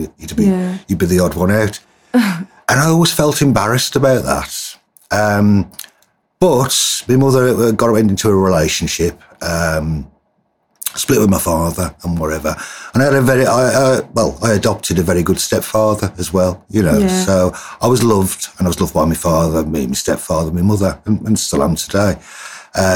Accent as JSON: {"language": "English", "town": "Wolverhampton", "region": "West Midlands", "country": "United Kingdom", "said": "I'm originally from the West Midlands, Wolverhampton. I'm a black country boy, not a Brummie"}